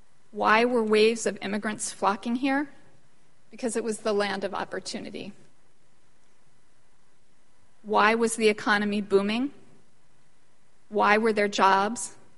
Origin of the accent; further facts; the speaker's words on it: Philadelphia, Pennsylvania, United States; I grew up in Philadelphia, 6 blocks from Independence Hall and the Liberty Bell.